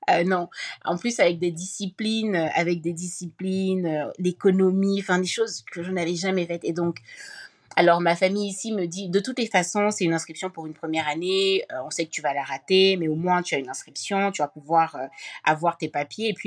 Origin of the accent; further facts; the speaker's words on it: France; born there; Donc euh, la question, je suis née en France pourtant, euh, mais je m'accrochais, je m'accrochais à ma nationalité camerounaise.